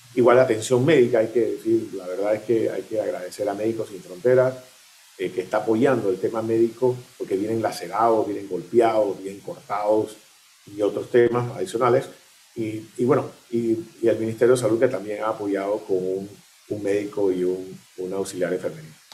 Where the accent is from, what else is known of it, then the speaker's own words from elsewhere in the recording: Panama; nosotros como panameños